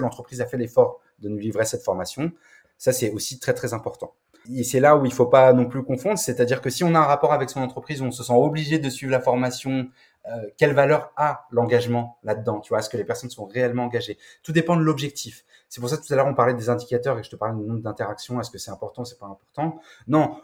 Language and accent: French; France; chez nous, en France